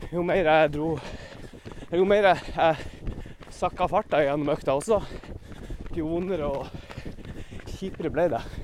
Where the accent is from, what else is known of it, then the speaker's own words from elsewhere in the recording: Northern Norway, Norway; jeg er jo nordlending